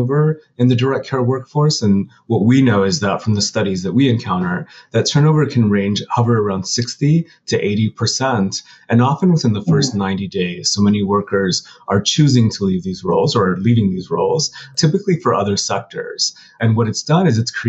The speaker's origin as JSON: {"language": "English", "town": "Pueblo", "region": "Colorado", "country": "United States", "moved": "as an adult", "lives_now": "New York, United States", "said": "I'm from Southern Colorado. I'm from a city called Pueblo. And I moved to New York probably about 20 years ago and have stayed here since"}